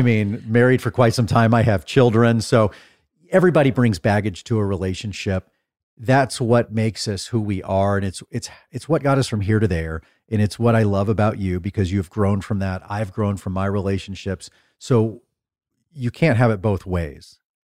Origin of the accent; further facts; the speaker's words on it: Dallas, Texas, United States; I'm from Dallas